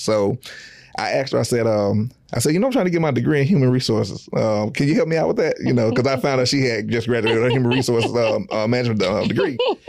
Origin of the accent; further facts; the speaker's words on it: Jackson, Mississippi, United States; moved away as an adult; now in Houston, United States; I'm from Mississippi. Born and raised.